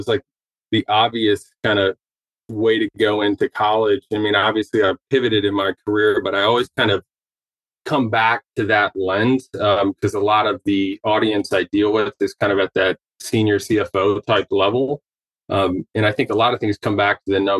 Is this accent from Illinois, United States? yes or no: no; Dayton, Ohio, United States; I grew up in the Midwest, originally from Ohio, kind of southern Ohio, Dayton